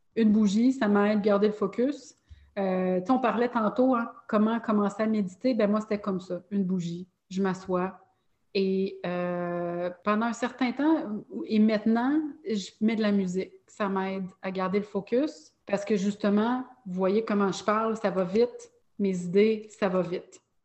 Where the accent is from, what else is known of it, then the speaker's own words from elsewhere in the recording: Longueuil, Quebec, Canada; j'ai grandi à Longueuil.